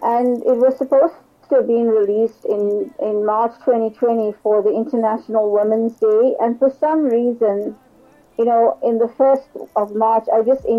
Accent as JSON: {"language": "English", "town": "Durban", "region": "KwaZulu-Natal", "country": "South Africa", "said": "I'm from Durban, South Africa"}